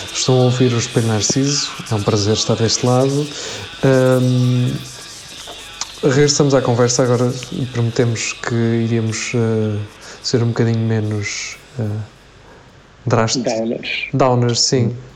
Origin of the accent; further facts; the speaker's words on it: Almalaguês, Coimbra District, Portugal; lá na minha aldeia, em Almalaguês